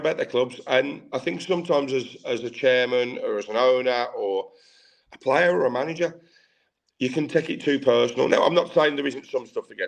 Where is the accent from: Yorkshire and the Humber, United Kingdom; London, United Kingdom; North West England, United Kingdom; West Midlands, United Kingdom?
West Midlands, United Kingdom; Tipton; I grew up in Tipton, and I grew up in very much of a man's world when I was a kid